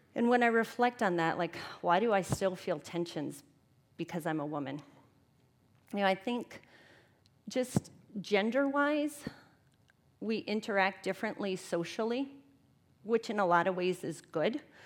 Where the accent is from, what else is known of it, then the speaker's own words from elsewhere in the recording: Tampa, Florida, United States; now in Twin Cities, United States; I'm from Tampa, Florida